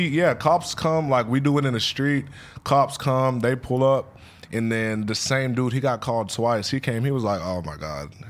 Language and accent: English; Killeen, Texas, United States; Killeen, Texas, like Fort Hood. Okay. By Austin and shit.